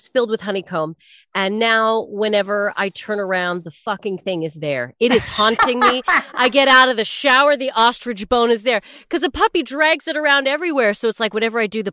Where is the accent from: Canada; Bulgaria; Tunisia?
Canada; as a Canadian